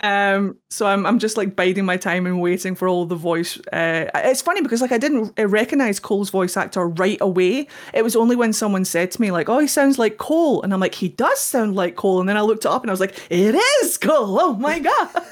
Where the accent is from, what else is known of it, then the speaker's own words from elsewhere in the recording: Scotland, United Kingdom; I'm Scottish.